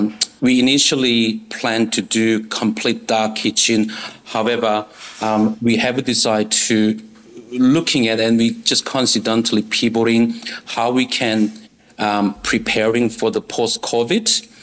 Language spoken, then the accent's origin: English; Seoul, South Korea; English is a second language; moved away as an adult; now in Australia; okay, so I born and raised in South Korea, Seoul. And after the army, I went to Japan as a working holiday or backpackers.